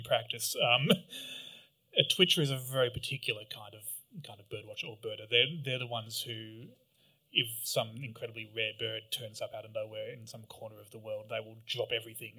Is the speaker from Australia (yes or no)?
yes; Canberra, Australian Capital Territory, Australia; I grew up in Canberra